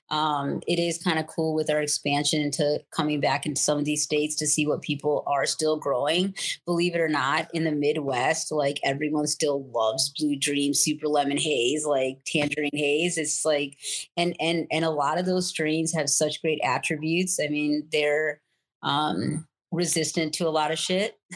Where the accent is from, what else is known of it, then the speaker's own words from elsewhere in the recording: India; I mean, I'm Indian.